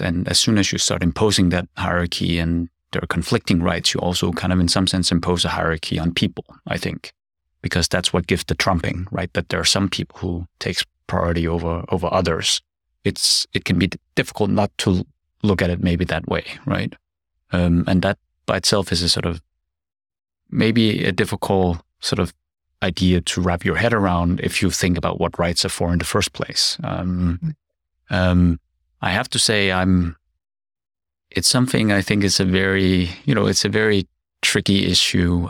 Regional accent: Denmark; moved away as an adult; also born or lived in South Korea; now in Seoul, South Korea; I'm a Korean adoptee. I grew up in Denmark, but I've been studying and living abroad, uh, for more than twenty years

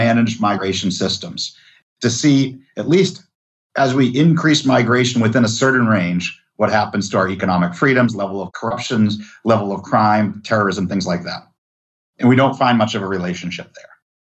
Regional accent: Massachusetts, United States; now in Texas, United States; And I was a migrant from Massachusetts to Texas. So the epitome of liberal state person who moves here.

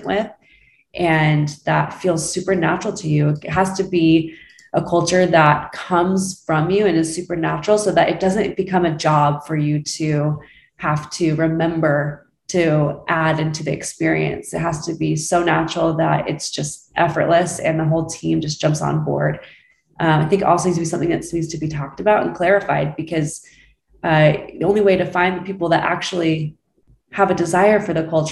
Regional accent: Utah, United States; now in Scottsdale, United States; I'm from Utah originally

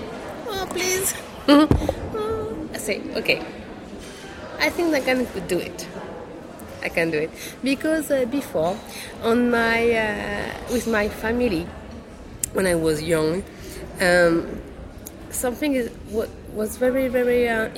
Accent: Brittany, France; English is a second language; now in Paris, France; I come from Brittany

